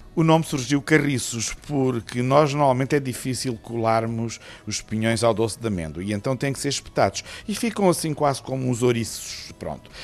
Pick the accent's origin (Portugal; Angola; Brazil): Portugal; Alcácer do Sal, Alentejo; Nascido e criado, é verdade, e gosto muito da minha terra